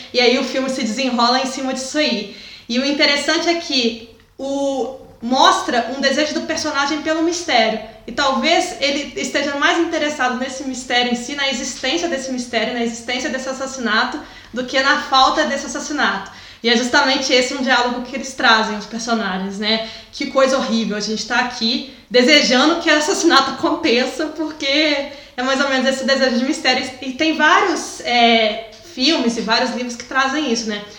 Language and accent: Portuguese; Juiz de Fora, Minas Gerais, Brazil; moved away; se eu tivesse talvez morando em Juiz de Fora, que é onde é a minha cidade natal